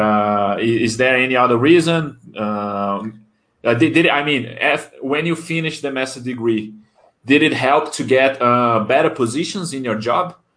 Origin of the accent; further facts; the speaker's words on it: Brasília, Federal District, Brazil; English is a second language; I'm also from Brasilia